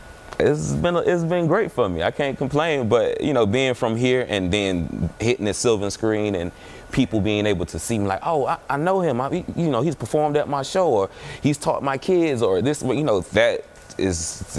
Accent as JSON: {"language": "English", "town": "Miami", "region": "Florida", "country": "United States", "said": "I'm from Miami"}